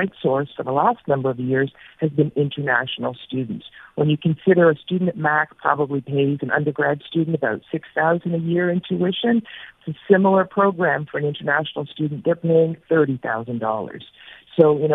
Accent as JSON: {"language": "English", "town": "Barrie", "region": "Ontario", "country": "Canada", "said": "I'm from Barrie"}